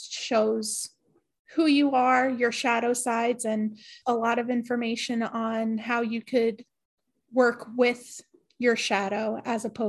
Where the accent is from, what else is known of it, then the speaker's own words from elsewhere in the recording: New York, United States; I am from New York